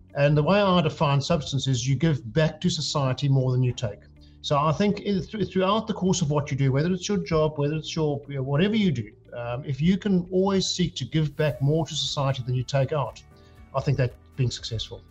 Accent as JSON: {"language": "English", "country": "South Africa", "tie": "born or raised there", "moved": "as an adult", "lives_now": "United Kingdom", "said": "I grew up in South Africa, um, as you can hear by the accent"}